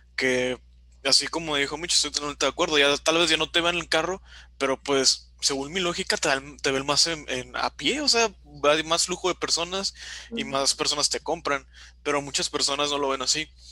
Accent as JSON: {"language": "Spanish", "region": "Baja California Sur", "country": "Mexico", "said": "yo soy de la Baja California"}